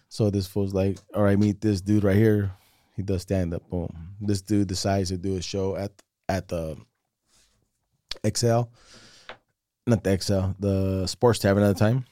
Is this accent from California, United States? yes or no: yes; Salinas, California, United States; also born or lived in San Jose; we moved here, like, in ninety-nine